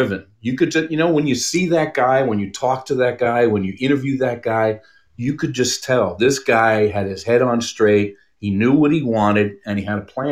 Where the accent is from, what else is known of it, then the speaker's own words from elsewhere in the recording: New York City, New York, United States; also born or lived in Texas; now in Arizona, United States; I grew up in Brooklyn